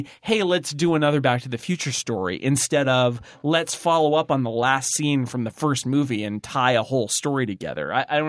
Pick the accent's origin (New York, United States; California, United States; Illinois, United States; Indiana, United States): California, United States; Sonora; now in Mill Valley, United States; I grew up in Sonora, California, and they built Hill Valley, and now I live in Mill Valley, which is even more confusing.